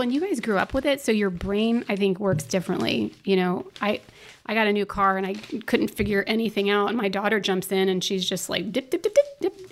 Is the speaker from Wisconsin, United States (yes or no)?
no; Orlando, Florida, United States; was born and raised in Orlando